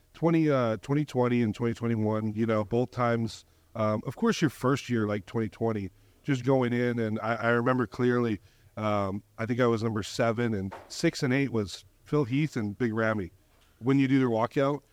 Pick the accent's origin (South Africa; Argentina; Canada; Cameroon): Canada; I'm from Canada